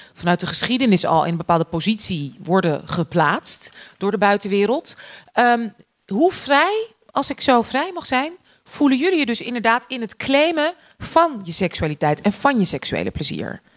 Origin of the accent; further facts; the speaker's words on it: Amstelveen, North Holland, Netherlands; opgegroeid in Amstelveen